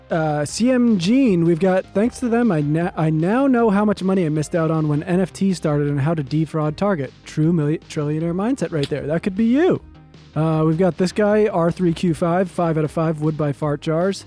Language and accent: English; East Coast, United States; now in Los Angeles, United States; we're both from the East Coast and we're in L